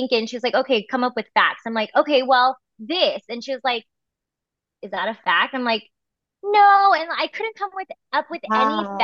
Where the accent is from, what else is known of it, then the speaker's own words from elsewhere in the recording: Bay Area, California, United States; now in Fresno, United States; I'm from the Bay Area, but it's nice to be back home in California.